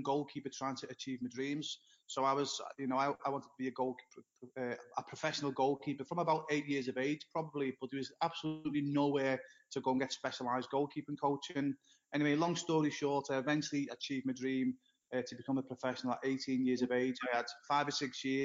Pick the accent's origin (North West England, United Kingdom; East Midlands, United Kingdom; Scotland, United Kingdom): North West England, United Kingdom; Liverpool; moved away as an adult; now in Florida, United States; my hometown is Liverpool, in England